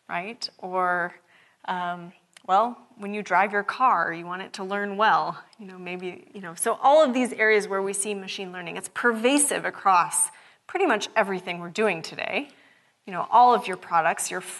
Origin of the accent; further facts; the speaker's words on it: Seattle, Washington, United States; I'm from Seattle. It's not sunny a lot.